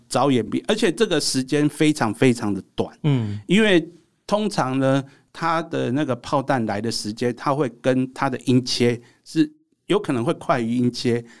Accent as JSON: {"language": "Chinese", "country": "Taiwan", "said": "我们台湾人要对自己有信心"}